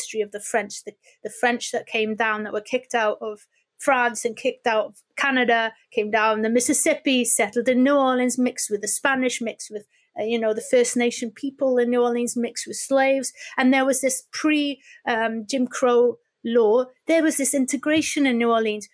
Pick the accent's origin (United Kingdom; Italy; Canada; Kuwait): United Kingdom; Wales; We'd spent so many years as Welsh language and English language groups